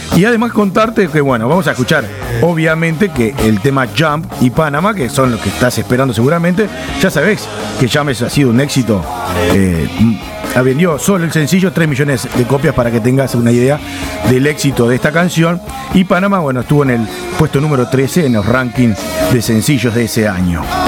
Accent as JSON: {"language": "Spanish", "country": "Uruguay", "said": "como uruguayos"}